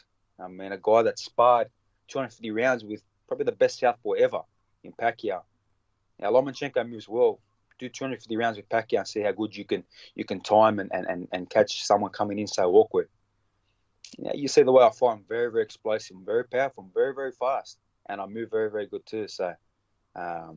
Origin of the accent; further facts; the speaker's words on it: Australia; I'm the Australian fighter who's come from the local, you know, club shows